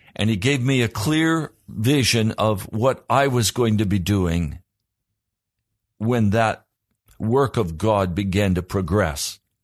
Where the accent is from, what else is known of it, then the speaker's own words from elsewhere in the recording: Pennsylvania, United States; I was from Pennsylvania.